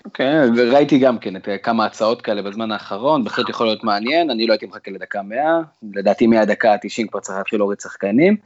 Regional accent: Israel; אנחנו תמיד בתור ישראלים

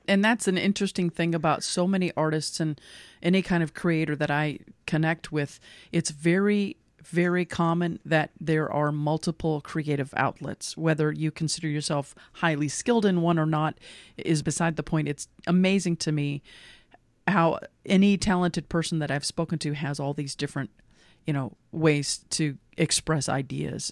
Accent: Lexington, Kentucky, United States; I grew up in Lexington

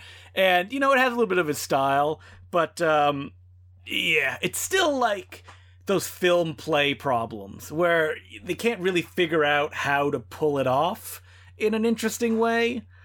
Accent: Belgium; Oh yes, the popular Belgium films, my home country.

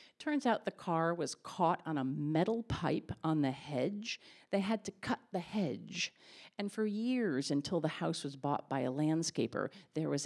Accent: Connecticut, United States; I was from Connecticut

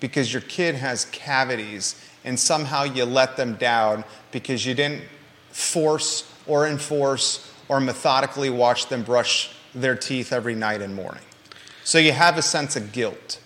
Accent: Williamsburg, Virginia, United States; now in Charlottesville, United States; I grew up in Williamsburg, Virginia, in a neighborhood called Kingsmill

